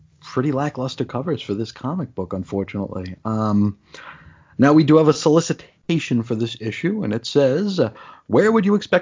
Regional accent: New York, United States; growing up in New York

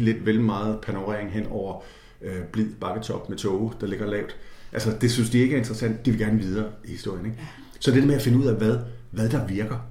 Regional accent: Jutland, Denmark; Og jeg voksede op et sted i Jylland

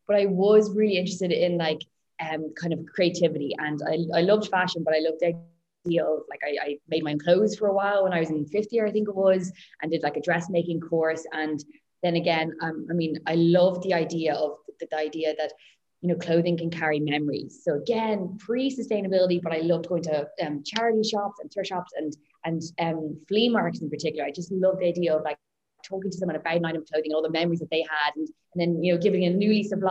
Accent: Dublin, Leinster, Ireland; I grew up in Dublin.

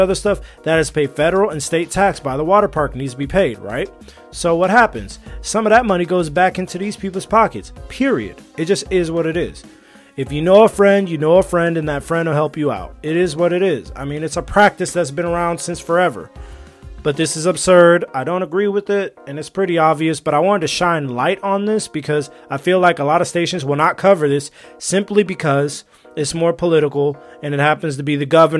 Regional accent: California, United States; moved away as an adult; also born or lived in Alabama / China; I grew up in California my whole life

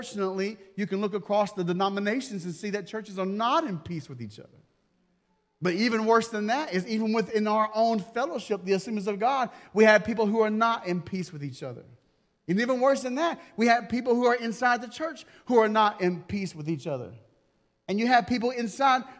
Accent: United States; I'm American

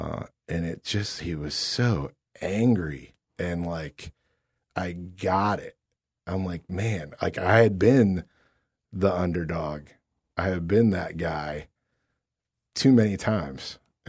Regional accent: Akron, Ohio, United States; growing up in Akron

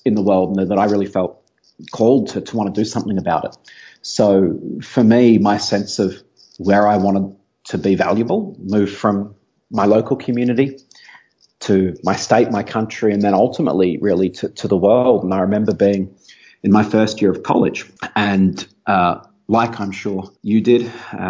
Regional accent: Melbourne, Victoria, Australia; moved away; I'm originally an Aussie. I grew up in Melbourne on the south coast of Australia

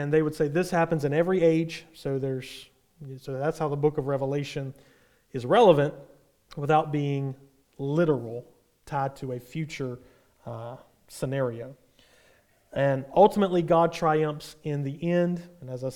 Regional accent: United States; from us as an American

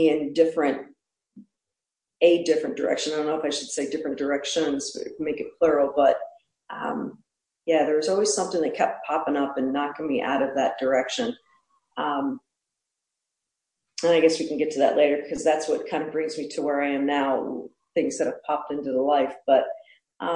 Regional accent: Pennsylvania, United States; I grew up in Pennsylvania where it's hilly and woods.

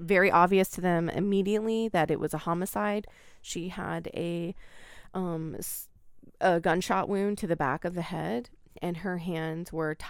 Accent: Oregon, United States; when I grew up in Oregon

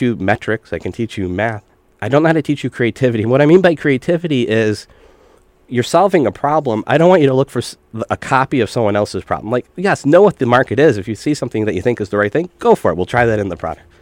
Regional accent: Pittsfield, Massachusetts, United States; I grew up Western Massachusetts, uh, okay. Pittsfield

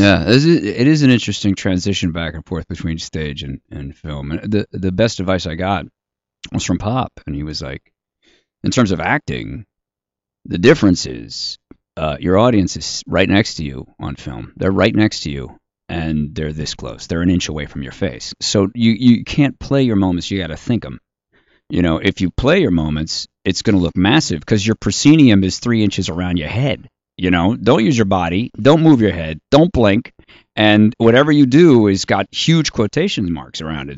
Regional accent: Washington, District of Columbia, United States; I grew up on Capitol Hill, seven blocks from the Capitol.

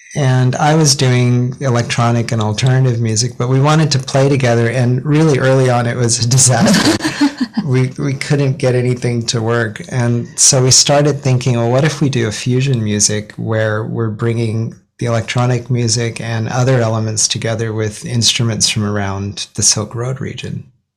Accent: Ogden, Utah, United States; also born or lived in Seattle; now in Japan; So I grew up in Ogden, Utah, tiny town north of Salt Lake City, and before Japan, Seattle

